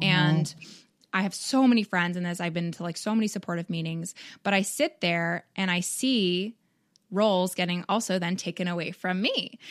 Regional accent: Canada; now in United States; I'm from Canada

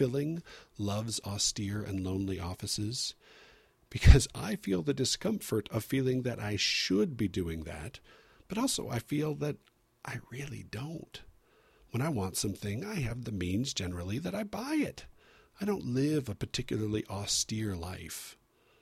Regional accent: San Diego, California, United States; I grew up in San Diego, where the weather is always beautiful.

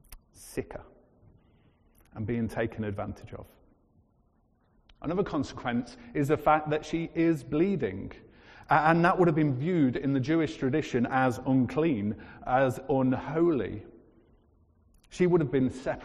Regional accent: United Kingdom

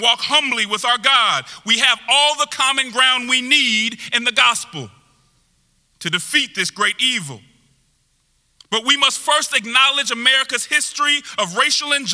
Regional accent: Denver, Colorado, United States; I'm originally from Denver, Colorado. And so I was raised in a very diverse group of people

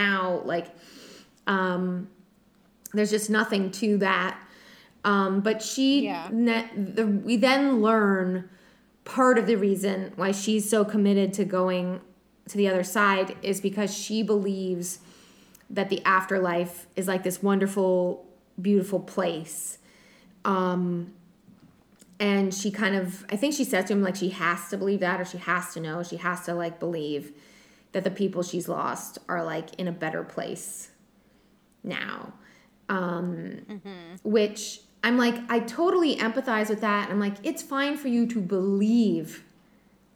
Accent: New England, United States; we're from New England

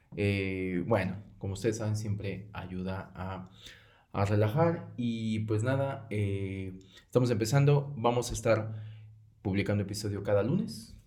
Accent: Mexico; como mexicanos

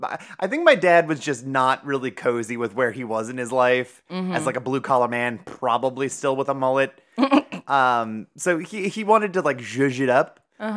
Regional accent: Ohio, United States; It's devoid of an accent because we're from Ohio.

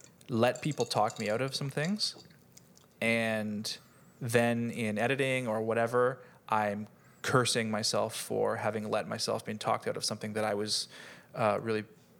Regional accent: Canada; And I'm Canadian too, but I just really heard it.

